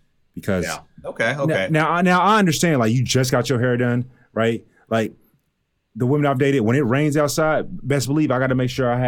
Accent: Texas, United States; you're from Miami. I'm from Texas. It's different.

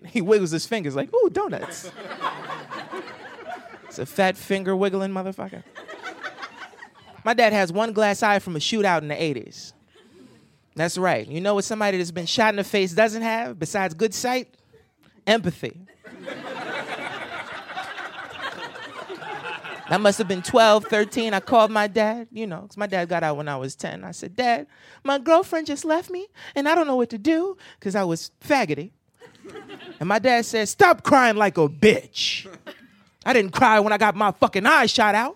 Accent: New Jersey, United States; I'm from Jersey

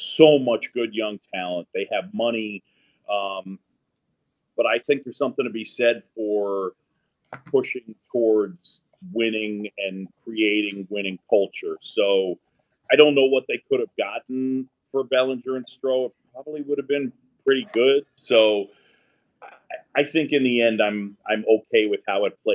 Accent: New York City, New York, United States; I grew up in New York City on Roosevelt Island.

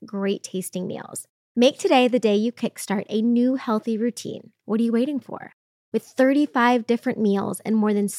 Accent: Indianapolis, Indiana, United States; I'm from Indianapolis

